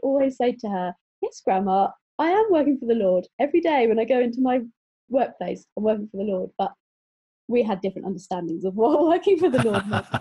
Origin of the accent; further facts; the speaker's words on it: Exeter, South West England, United Kingdom; also born or lived in London; now in Bristol, United Kingdom; I'm from Exeter